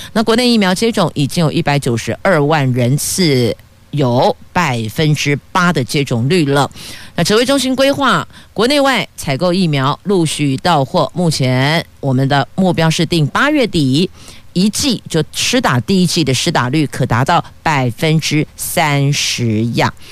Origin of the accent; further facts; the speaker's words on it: Taoyuan, Taiwan; 我们桃园人